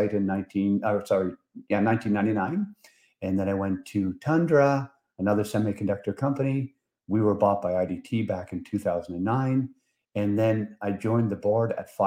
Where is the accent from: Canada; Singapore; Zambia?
Canada; Prince Edward Island; moved away as an adult; also born or lived in New Brunswick; now in Ottawa, Canada; So I'm from Prince Edward Island, and I went to UPEI